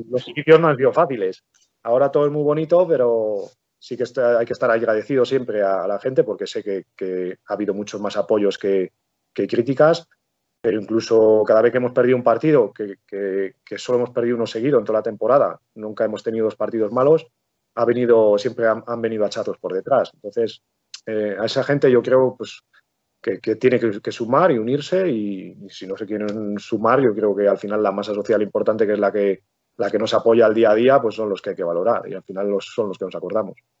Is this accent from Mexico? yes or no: no; Palencia, Castile and León, Spain; also born or lived in Venta de Baños; yo soy de, vivo aquí, eh, me crié aquí, nací en Palencia